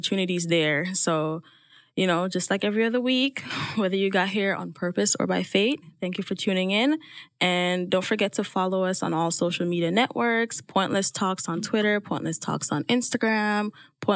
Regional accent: Jamaica; moved away; growing up in Jamaica if I never left

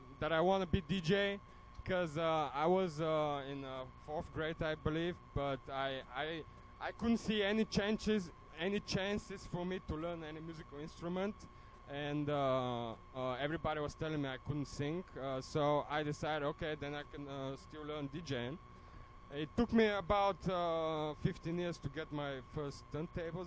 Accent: Bulgaria; accent: Bulgarian; English is a second language; moved away; also born or lived in Germany; My accent is Bulgarian because I'm from Bulgaria. I used to live in Germany, too

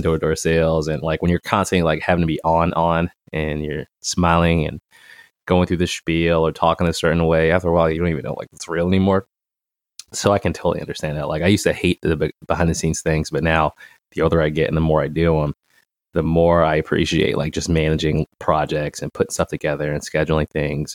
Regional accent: Boston, Massachusetts, United States; I'm from J P

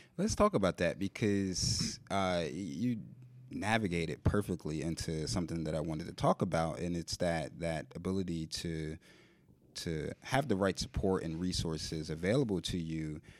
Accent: Philadelphia, Pennsylvania, United States; I'm born and raised in Philly

